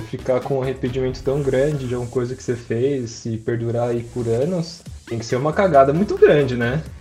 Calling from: São Paulo, Brazil; de São Paulo.

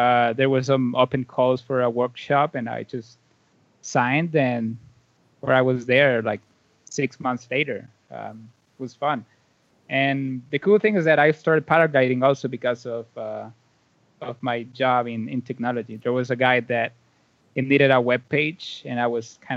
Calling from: Valle de Angeles, Francisco Morazán, Honduras; Yeah, it's a small town called uh, Valle de Angeles. So um, in English, it's like a uh, Valley of Angels, and it's like 40 minutes away from the main city, the capital.

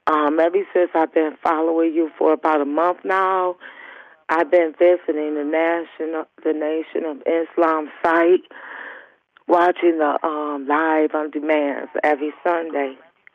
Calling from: Cleveland, Ohio, United States; Cleveland, Ohio.

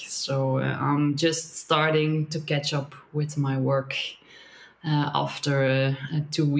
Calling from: Belgium; I'm calling in from Belgium, which is a very populated and very little forested place in the middle of Europe somewhere.

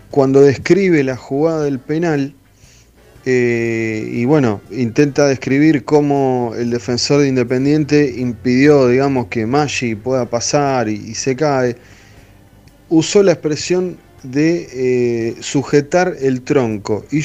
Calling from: Padua, Buenos Aires Province, Argentina; de Padua.

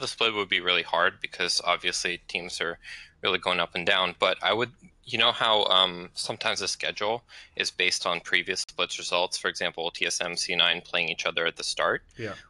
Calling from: Corvallis, Oregon, United States; I'm calling from Corvallis, Oregon.

